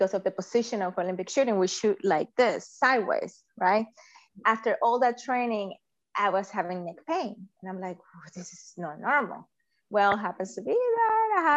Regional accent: Venezuela; moved away as an adult; now in United States; I was born in Venezuela and immigrated to the United States in 2002

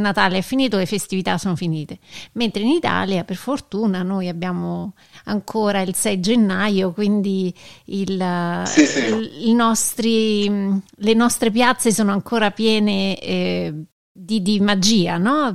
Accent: United States; da noi negli Stati Uniti

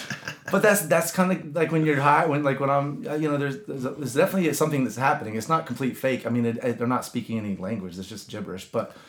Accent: the Bible Belt, United States; And I grew up in the Bible Belt, and I love that that gospel-haunted strip of them.

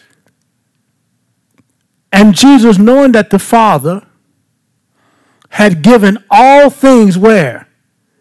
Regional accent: Baton Rouge, Louisiana, United States; I'm just from South Baton Rouge

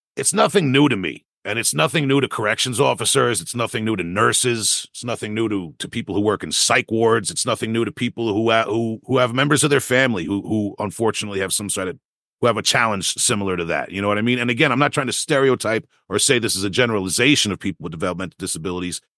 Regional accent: Long Island, New York, United States; my youth growing up on Long Island

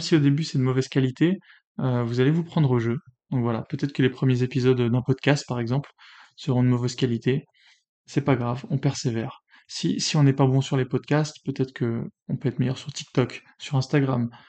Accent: France; je suis né en France, patrie des Lumières

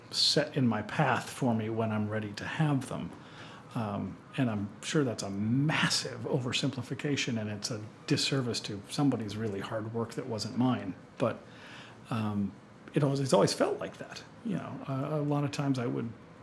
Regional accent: East Coast, United States; moved away as an adult; also born or lived in Milwaukee; I was from the East Coast

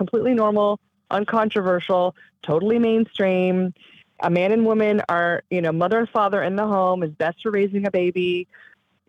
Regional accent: Southern California, United States; I grew up in Southern California

